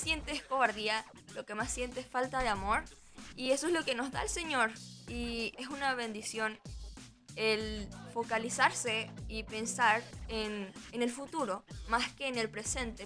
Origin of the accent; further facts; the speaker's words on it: Venezuela; also born or lived in Margarita Island; now in Chile; tu país, de donde tú vienes